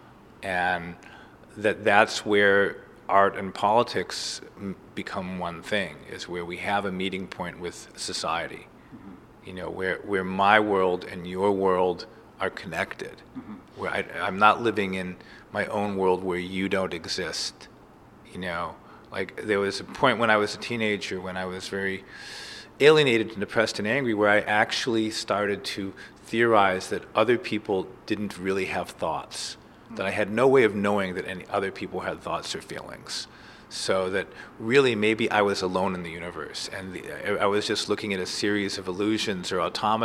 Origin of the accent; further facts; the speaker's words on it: Cleveland, Ohio, United States; now in New York, United States; When I first came to New York, I grew up in Cleveland.